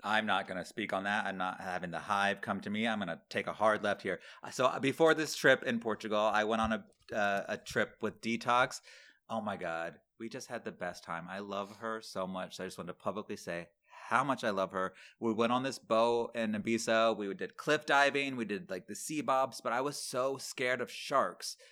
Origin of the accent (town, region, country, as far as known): Manatee County, Florida, United States; born or raised there; moved away